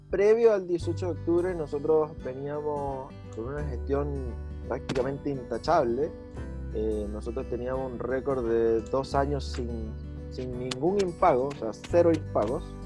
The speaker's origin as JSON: {"language": "Spanish", "country": "Venezuela", "moved": "as an adult", "lives_now": "Chile", "said": "no soy chileno, efectivamente, soy venezolano, ya estoy a punto de cumplir cinco años acá en Chile"}